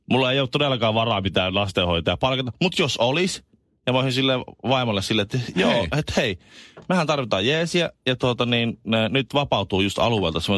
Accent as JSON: {"language": "Finnish", "country": "Colombia", "second_language": "Finnish", "lives_now": "Finland", "said": "Ja mä oon Kolumbiasta kotoisin ja mä en oikein haluaisi mennä sinne Kolumbian takaisin."}